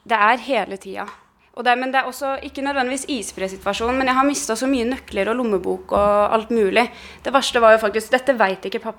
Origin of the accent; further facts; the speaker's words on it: Oslo, Norway; Jeg, jeg vokste jo opp på Kampen her. Eh, så nå har jeg en sånn runde som går forbi den leiligheten eh, jeg vokste opp i.